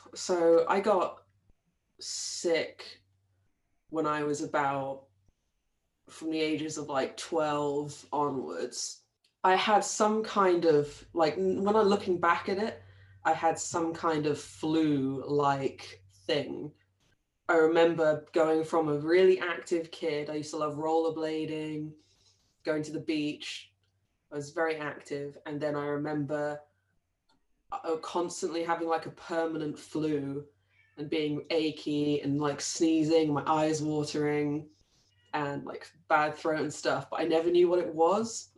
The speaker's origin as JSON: {"language": "English", "town": "Brighton", "region": "South East England", "country": "United Kingdom", "tie": "born or raised there", "said": "I grew up in Brighton in the in England"}